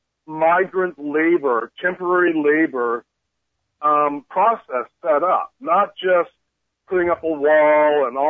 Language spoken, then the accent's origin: English; Canada; now in United States; I'm from Canada